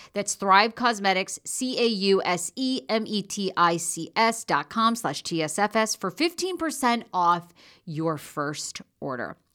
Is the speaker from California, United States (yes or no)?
no; Maine, United States; now in Los Angeles, United States; I'm originally from Maine